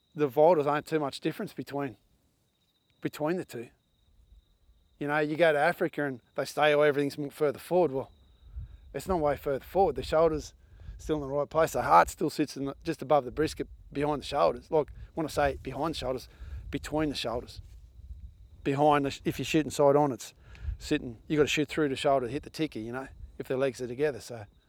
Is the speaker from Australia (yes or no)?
yes; Australia; us as Australian hunters